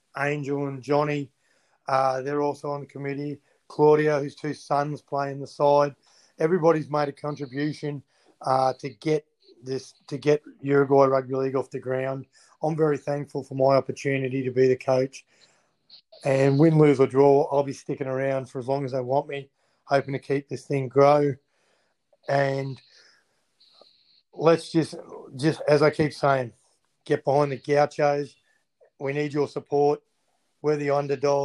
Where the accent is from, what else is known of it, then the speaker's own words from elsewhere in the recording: Queensland, Australia; I'm a Queenslander.